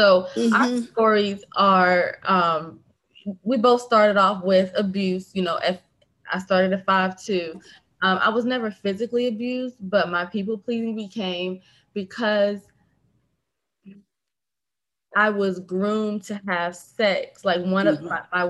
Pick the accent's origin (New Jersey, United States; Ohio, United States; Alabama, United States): New Jersey, United States; moved away; by the time I moved from New Jersey to DC, I still have that message in my head.